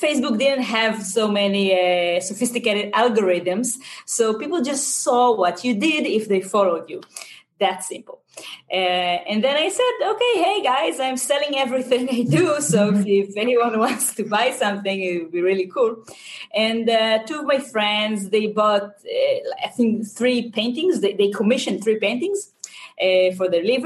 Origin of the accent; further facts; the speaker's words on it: Israel; accent: Israeli; English is a second language; I'm from Israel